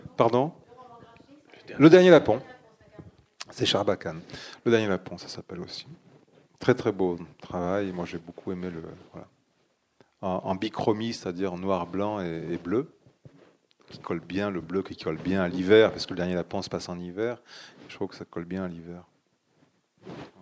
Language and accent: French; Dax, Nouvelle-Aquitaine, France; moved away as an adult; now in Sweden; Je suis né à Dax.